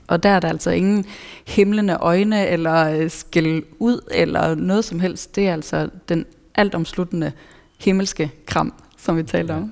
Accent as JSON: {"language": "Danish", "country": "Norway", "moved": "yes", "lives_now": "Denmark", "said": "jeg er nordmand"}